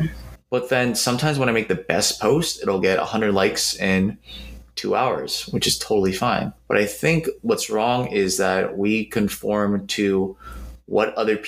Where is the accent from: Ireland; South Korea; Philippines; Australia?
Philippines; And I love basketball, not just because I'm Filipino, yes, but because I love basketball.